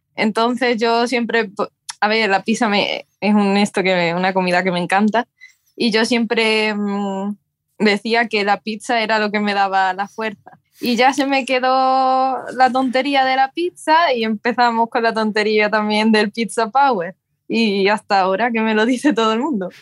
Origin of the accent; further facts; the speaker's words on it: near Talavera de la Reina, Castilla-La Mancha, Spain; now in Seville, Spain; empecé allí eh, cerca de mi pueblo, en Talavera de la Reina, y quién me iba a decir que me iba a mudar a Sevilla